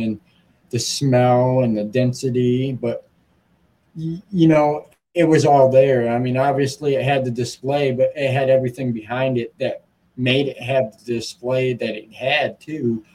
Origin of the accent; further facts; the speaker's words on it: Muskegon, Michigan, United States; in Muskegon, my hometown, where I'm based from